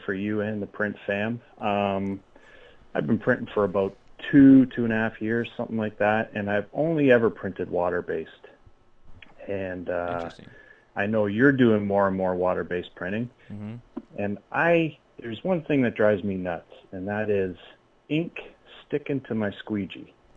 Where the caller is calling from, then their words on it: Niagara Falls, Ontario, Canada; I'm calling from Niagara Falls, Canada